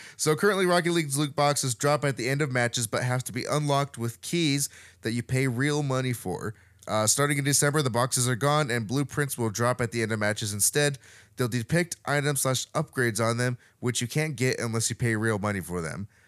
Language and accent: English; Montana, United States; growing up in Montana